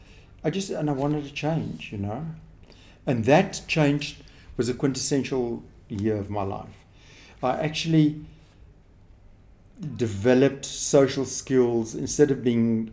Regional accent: Stellenbosch, Western Cape, South Africa; I grew up in Stellenbosch

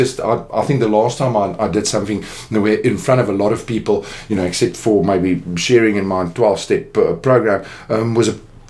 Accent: Jeffreys Bay, Eastern Cape, South Africa; born there; I was actually born in the Eastern Cape in a little nest of delight. I was born in Jeffreys Bay.

